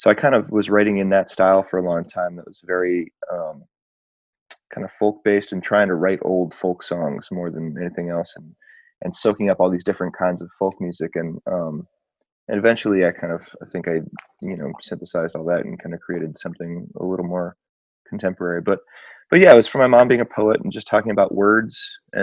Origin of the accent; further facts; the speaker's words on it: Detroit, Michigan, United States; also born or lived in Marquette County, Michigan; I grew up partially in Detroit, mostly in Detroit with my mom.